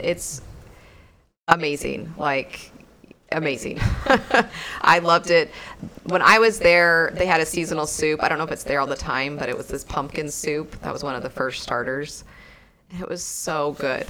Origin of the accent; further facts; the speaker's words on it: Texas, United States; we're from Texas